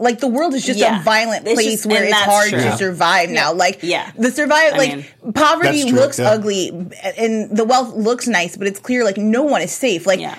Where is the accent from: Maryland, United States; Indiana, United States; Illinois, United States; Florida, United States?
Illinois, United States; Chicago; I'm from Chicago